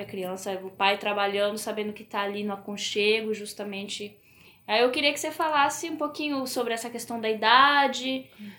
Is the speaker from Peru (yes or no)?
yes; Peru; moved away; Eu cresci no Peru, então a, as coisas na minha infância eram muito inacessíveis